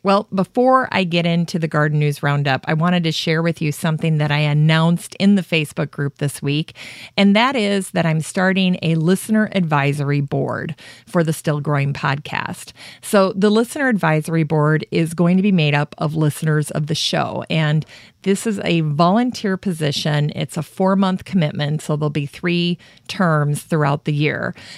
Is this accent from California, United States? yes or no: no; Worthington, Minnesota, United States; my hometown of Worthington